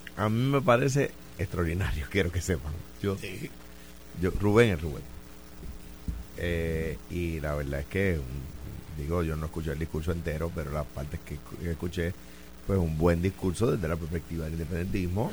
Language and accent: Spanish; Puerto Rico